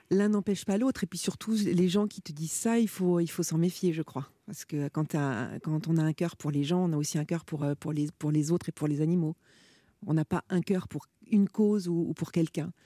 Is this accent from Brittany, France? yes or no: no; Gueugnon, Bourgogne-Franche-Comté, France; moved away as an adult; also born or lived in Paris; j'ai grandi à Guignon